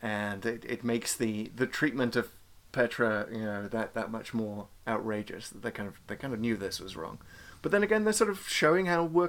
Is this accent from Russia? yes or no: no; United Kingdom; as a Brit in the early 70s